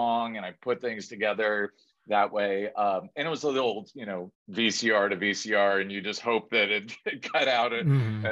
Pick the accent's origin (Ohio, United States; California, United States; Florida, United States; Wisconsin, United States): California, United States; San Fernando Valley; I'm from the San Fernando Valley